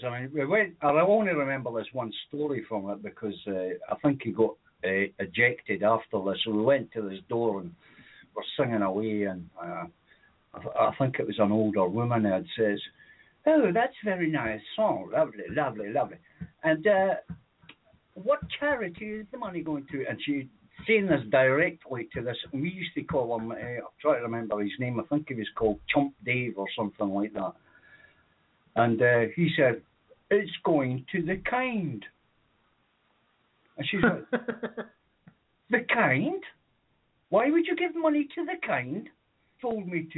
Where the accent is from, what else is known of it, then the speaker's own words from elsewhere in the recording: Edinburgh, Scotland, United Kingdom; when we were kids, we sort of targeted the more affluent areas of Edinburgh